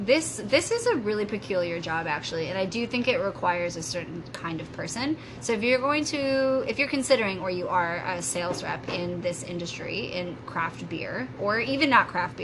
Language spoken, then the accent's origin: English; Minnesota, United States; also born or lived in Denver, Colorado, United States; now in Ontario, Canada; I was born in Denver, Colorado. Oh, nice. Mm-hmm. But then moved to Minnesota.